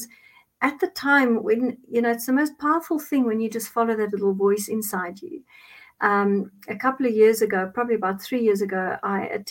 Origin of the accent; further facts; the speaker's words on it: Cape Town, Western Cape, South Africa; English is a second language; now in Johannesburg, South Africa; I'm originally from Cape Town. I reside in Johannesburg just now.